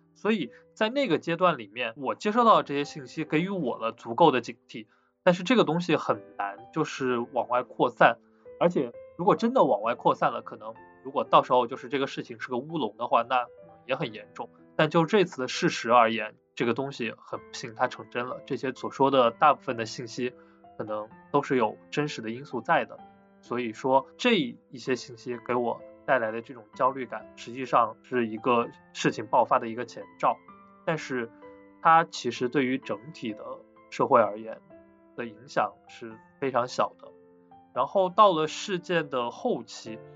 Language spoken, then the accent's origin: Chinese; Wuhan, Hubei, China; 因为本身我是武汉人，当时我也身处武汉